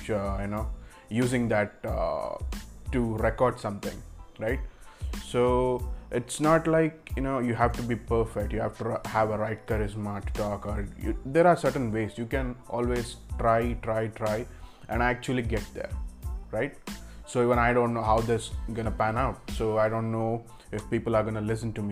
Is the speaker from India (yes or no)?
yes; Bangalore, Karnataka, India; I'm from Bangalore, India